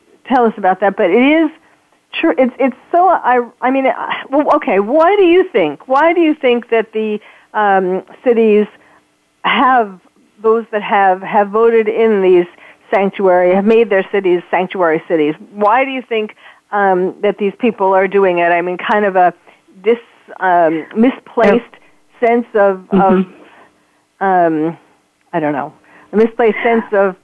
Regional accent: New York, United States; now in California, United States; I'm from New York, but where I live now, certainly in California

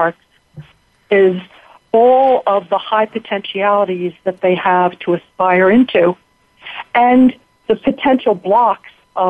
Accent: Philadelphia, Pennsylvania, United States; I was raised in the Philadelphia area.

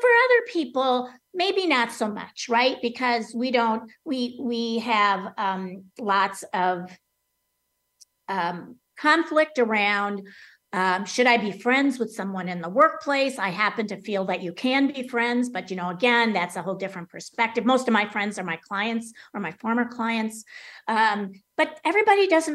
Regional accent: Wisconsin, United States; growing up in Wisconsin during football season with the Green Bay Packers

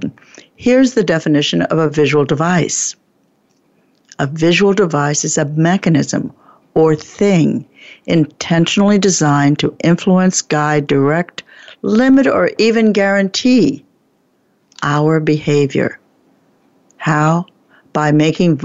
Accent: New Jersey, United States; moved away; also born or lived in Oregon; I was brought up in New Jersey, and I spent 20 years in Oregon

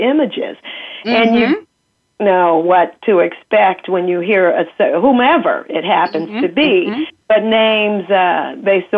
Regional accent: Kansas City, United States; I grew up in Kansas City, first of all, and a Midwestern girl

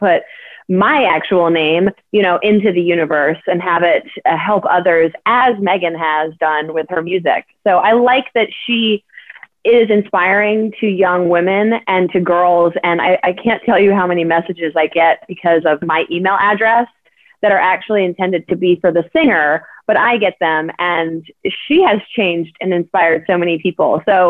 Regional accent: Atlanta, Georgia, United States; Well, so I grew up in Atlanta. My family's from New Jersey, so I've got a combination of North and South in my blood.

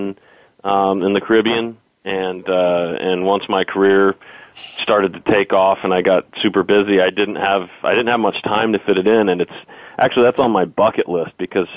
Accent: Indiana, United States; moved away; also born or lived in Michigan / Nicaragua; I was born in Michigan and grew up in Indiana

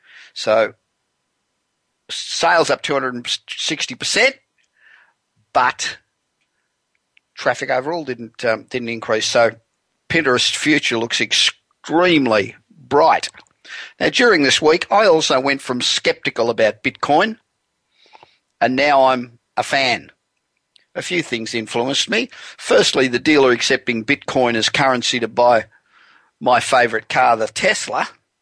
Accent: Los Angeles, California, United States; And I'm broadcasting from my hometown of Los Angeles, where it is cold.

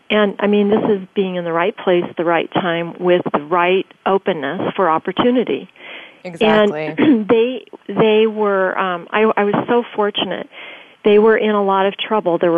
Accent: Tokyo, Japan; also born or lived in Germany; I was born in Germany, grew up in Tokyo

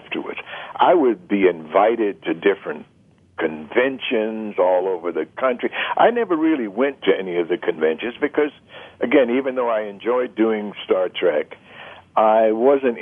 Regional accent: Washington, District of Columbia, United States; When I was born and raised in Washington, D.C., it was maybe less than 10 blocks from the White

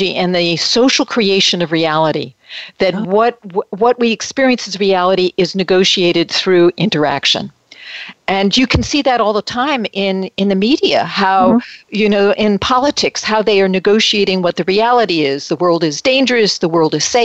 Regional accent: Metuchen, New Jersey, United States; moved away as an adult; also born or lived in New York City / Winona, Minnesota; now in California, United States; I grew up in New Jersey, in Metuchen, New Jersey, and spent a lot of time in New York City. And transplanted to California

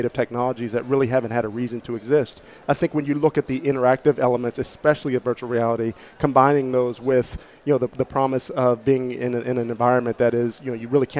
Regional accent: Pittsburgh, Pennsylvania, United States; I'm from Pittsburgh.

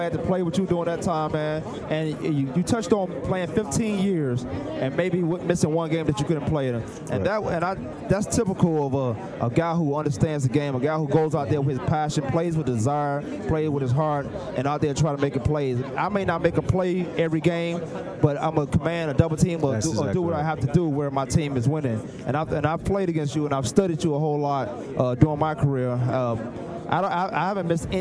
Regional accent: Virginia, United States; I'm from Virginia

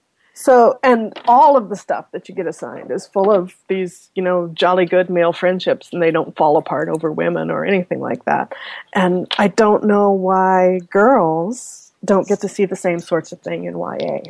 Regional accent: Omaha, Nebraska, United States; moved away as an adult; now in Canada; I'm from Nebraska, and Omaha, as you might or might not know, is or at least was when I was growing up, the number one nuclear target

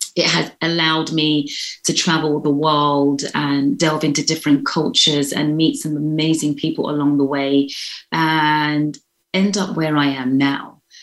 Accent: London, United Kingdom; moved away as an adult; now in United States; I'm from London, so I consider I've lived quite a privileged life

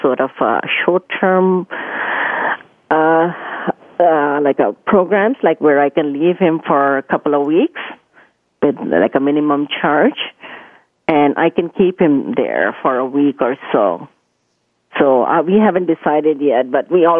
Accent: India; moved away as an adult; I was born and raised in India. I was 19 when I got married and I came here.

